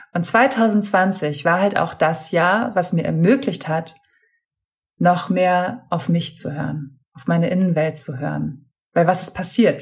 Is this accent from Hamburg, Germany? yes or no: yes; Hamburg, Germany; moved away as an adult; also born or lived in Berlin; ich komme gebürtig aus Hamburg, habe zu der Zeit auch in Hamburg gewohnt